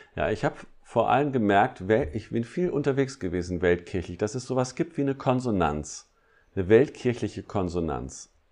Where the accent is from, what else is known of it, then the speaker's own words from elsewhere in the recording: Harz, Germany; bei uns im Harz